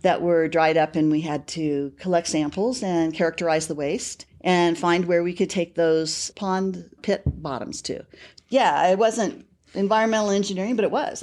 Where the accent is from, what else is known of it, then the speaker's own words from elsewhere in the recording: Bakersfield, California, United States; moved away as an adult; also born or lived in Casper, Wyoming; now in Colorado, United States; I grew up in Bakersfield, California.